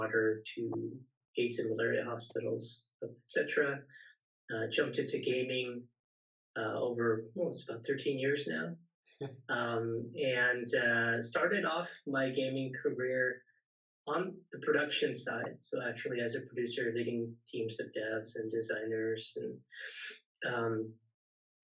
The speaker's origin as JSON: {"language": "English", "area": "Silicon Valley", "region": "California", "country": "United States", "tie": "born or raised there", "also_born_or_lived": "San Diego", "said": "born and raised in the Silicon Valley, eventually went to university down in San Diego"}